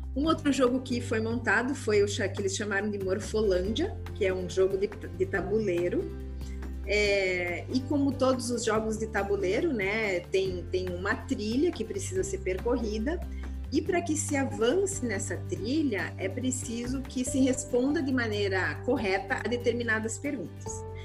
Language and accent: Portuguese; Gaúcha, Rio Grande do Sul, Brazil; moved away; also born or lived in Santa Catarina; sou gaúcha